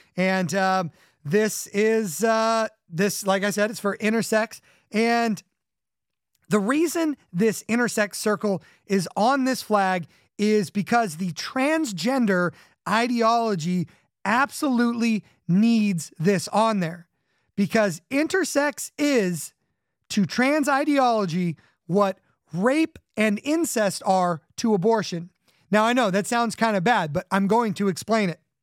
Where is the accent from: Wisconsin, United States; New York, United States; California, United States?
California, United States; growing up in California